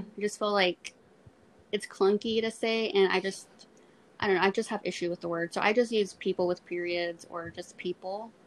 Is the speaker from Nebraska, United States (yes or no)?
no; Corpus Christi, Texas, United States; I'm from Corpus